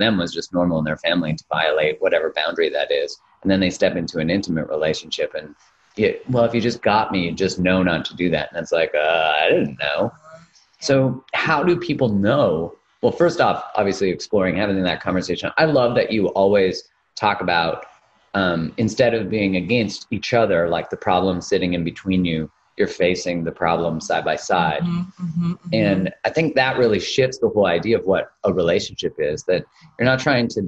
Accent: Canada; Canadian, where we're like almost too nice in a lot of ways.

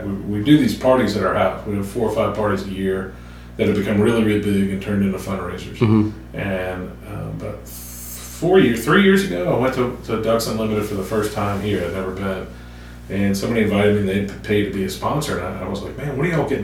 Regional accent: New Orleans, Louisiana, United States; now in Columbus, Mississippi, United States; I grew up in New Orleans

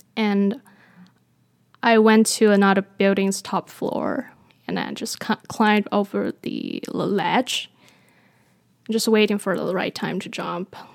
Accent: Taiwan; moved away; I was born in Taiwan, and I grew up in Taiwan.

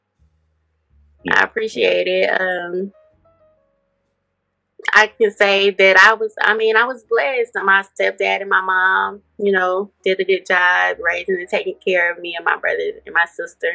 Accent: Memphis, Tennessee, United States; moved away; I'm from Memphis, Tennessee, originally

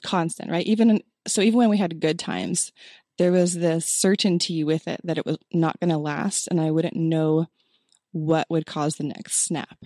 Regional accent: Oregon, United States; moved away as an adult; also born or lived in Illinois / Texas; now in Utah, United States; born in Illinois, raised in Oregon, so mountain girl

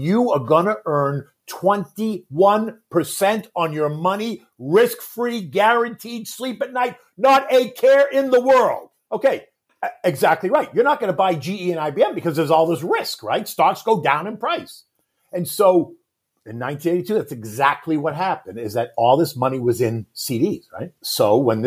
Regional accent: Boston, Massachusetts, United States; I was a kid from Boston.

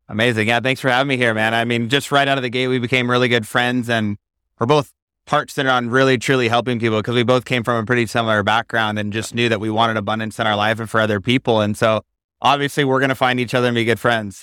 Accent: Marcy, Idaho, United States; moved away as an adult; also born or lived in Maui, Hawaii; Yeah, I grew up in Idaho on a farm in Marcy, Idaho, near the Snake River.

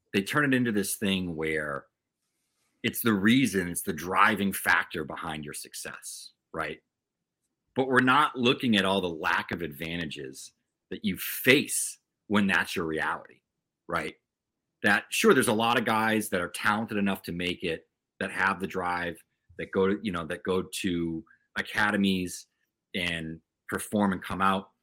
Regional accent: Taunton, Massachusetts, United States; I grew up in Taunton, Massachusetts, sort of, you know, southeastern Mass

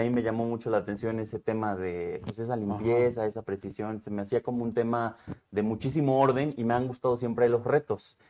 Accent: Temixco, Morelos, Mexico; also born or lived in Cuernavaca, Mexico; parte de mi infancia es en Temisco, en la colonia

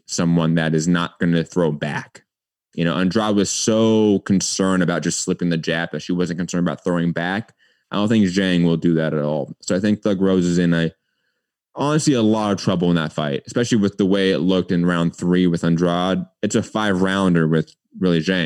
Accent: Los Angeles, California, United States; I grew up

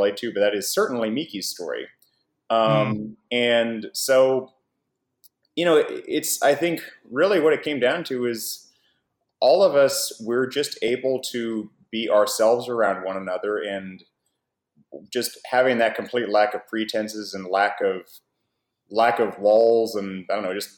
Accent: Oklahoma, United States; moved away as an adult; now in Japan; I grew up in Oklahoma and studied Japanese and worked very hard to get to Japan and live there

